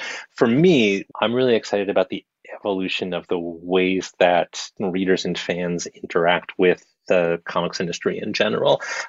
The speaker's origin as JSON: {"language": "English", "town": "New York City", "region": "New York", "country": "United States", "tie": "born or raised there", "said": "I grew up on the Upper West Side of Manhattan, and there was a comic shop not too far from where I lived as a kid. We moved around a lot"}